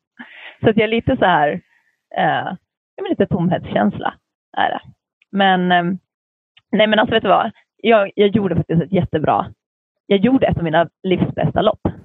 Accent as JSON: {"language": "Swedish", "country": "Åland Islands", "said": "jag kommer från Åland där man pratar svenska fast vi hör ju till Finland"}